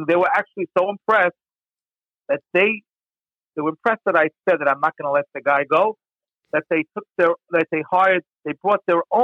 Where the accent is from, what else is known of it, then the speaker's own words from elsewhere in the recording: United States; I'm just a Jew. I'm an American